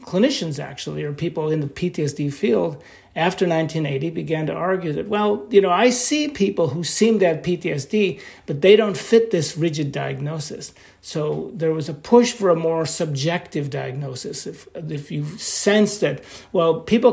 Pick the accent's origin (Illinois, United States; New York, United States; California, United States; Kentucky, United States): New York, United States; I'm from New York